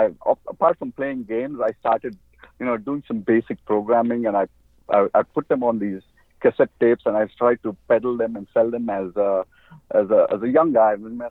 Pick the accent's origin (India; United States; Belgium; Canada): India; Bangalore, Karnataka; I grew up in Bangalore in India.